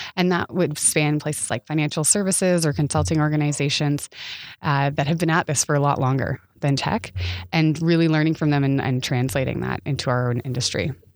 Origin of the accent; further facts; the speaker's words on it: Canada; as a Canadian